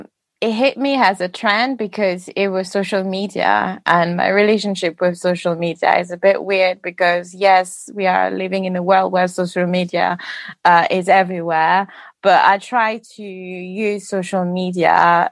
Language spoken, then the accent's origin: English; Paris, Île-de-France, France; first language Guadeloupean Creole; English is a second language; moved away as an adult; now in London, United Kingdom; I was born and raised in Paris for 27 years almost, and then I moved 4 years ago to London, and I've been to London. I've been here for 4 years